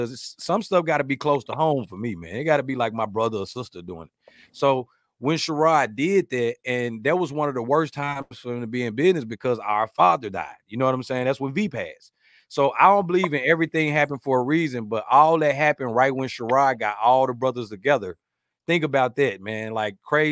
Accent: Pine Bluff, Arkansas, United States; my hometown in Pine Bluff

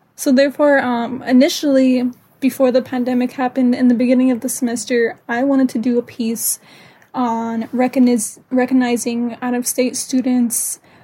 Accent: Pine Ridge Indian Reservation, South Dakota, United States; I am also from the Pine Ridge Indian Reservation.

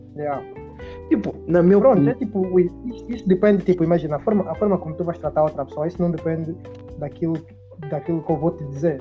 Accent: Angola; nós que somos angolanos

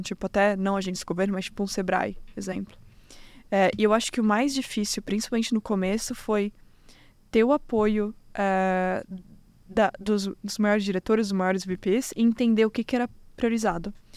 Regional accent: Florianópolis, Santa Catarina, Brazil; moved away as an adult; now in United States; Sou manezinha

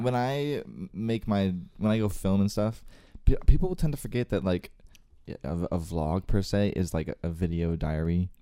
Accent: Northern Virginia, United States; I was born and raised in Northern Virginia

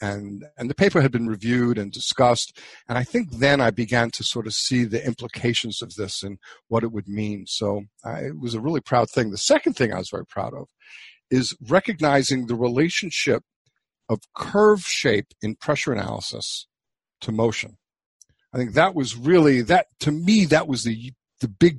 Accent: New York City, New York, United States; moved away; also born or lived in New Hampshire; I grew up in New York City

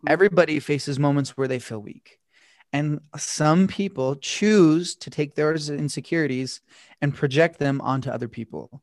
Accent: Utah, United States; I'm from Utah, and growing up, I was from a really, really small town.

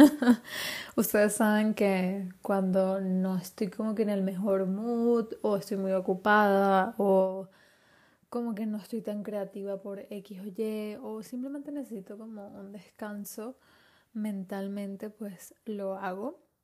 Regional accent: Venezuela; also born or lived in Spain; now in Madrid, Spain; Yo nací en Venezuela

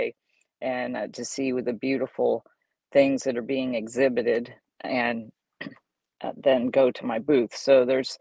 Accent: San Antonio, Texas, United States; born or raised there; also born or lived in Dallas, Texas / Bay Village, Ohio

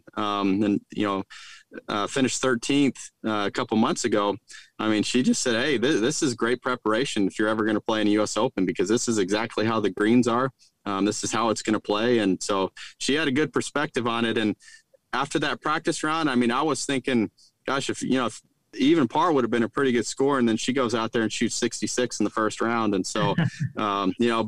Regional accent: Roswell, New Mexico, United States; now in Stillwater, United States; where I grew up in Roswell

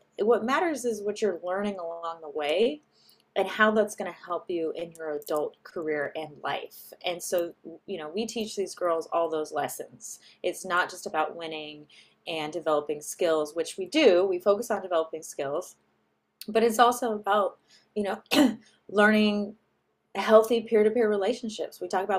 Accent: California, United States; Yeah, so I'm from the Bay Area, so I'm

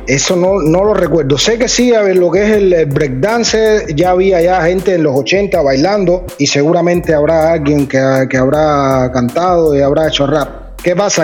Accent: Havana, Cuba; yo siempre en el cerro, que es de la parte donde, donde yo nací, crecí en La Habana

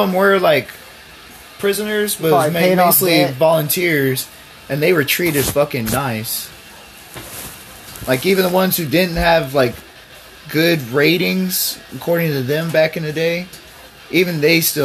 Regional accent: Texas, United States; We're both from Texas

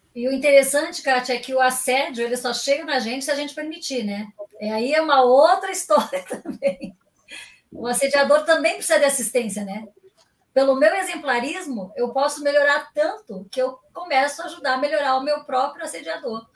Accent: Rio Grande do Sul, Brazil; now in Paraná, Brazil; Eu sou gaúcha

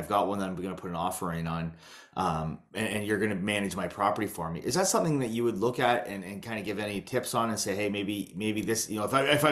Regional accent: Townsend, Ontario, Canada; I grew up in Townsend

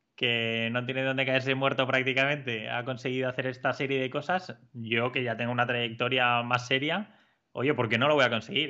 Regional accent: Spain; al ser extranjero, no ser una persona andorrana, pues te ponían mil pegas para darte una hipoteca eh, en un banco andorrano siendo tú español

